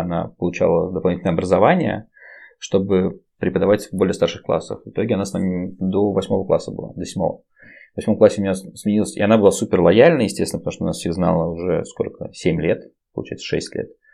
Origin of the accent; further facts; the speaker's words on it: Saint Petersburg, Russia; мы из Питера